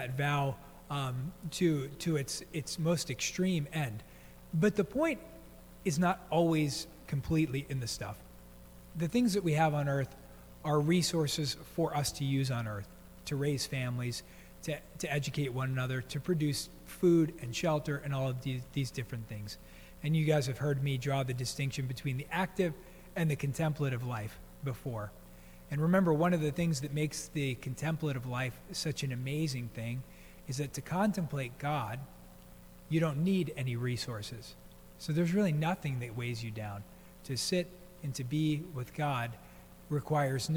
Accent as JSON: {"language": "English", "region": "East Coast", "country": "United States", "tie": "born or raised there", "moved": "yes", "said": "growing up on the East Coast, I think by the time I was 10 years old, I had been to 10 funerals"}